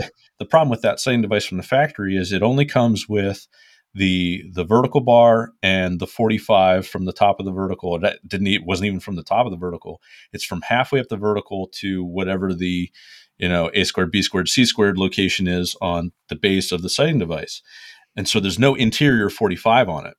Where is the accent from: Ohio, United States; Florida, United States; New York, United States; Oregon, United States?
Ohio, United States; I'm from Ohio